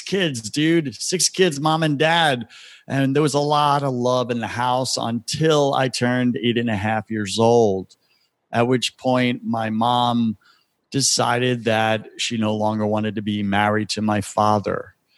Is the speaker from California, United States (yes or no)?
no; Long Island, New York, United States; now in Tampa, United States; I'm from Long Island, born and raised on